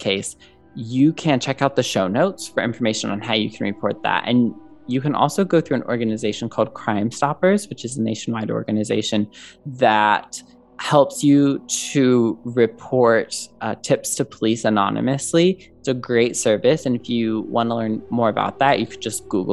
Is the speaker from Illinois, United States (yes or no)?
yes; Southern Illinois, United States; my hometown in Southern Illinois